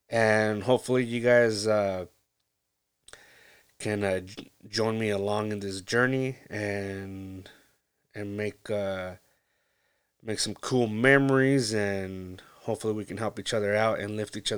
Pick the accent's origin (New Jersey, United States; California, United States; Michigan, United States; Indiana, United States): California, United States; I grew up in Central California, a little small little town, and it was great.